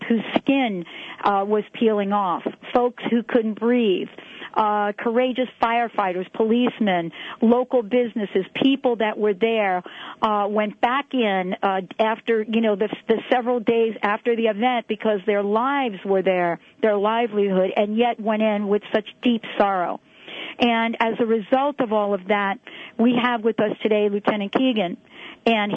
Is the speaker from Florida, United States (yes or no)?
no; New York City, New York, United States; moved away; I am a former New Yorker. As a matter of fact, born in the Bronx, raised in New York, lived there most of my life